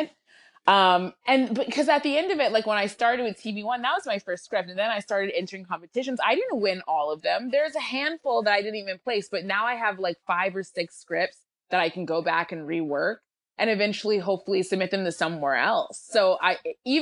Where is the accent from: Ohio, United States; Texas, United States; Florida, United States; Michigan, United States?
Michigan, United States; Lansing; moved away as an adult; I grew up in Lansing, Michigan